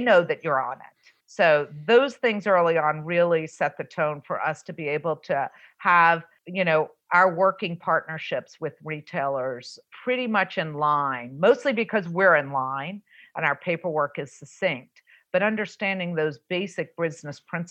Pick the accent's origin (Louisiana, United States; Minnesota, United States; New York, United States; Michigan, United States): Louisiana, United States; New Orleans; moved away; also born or lived in Southern California; I'm born and raised in New Orleans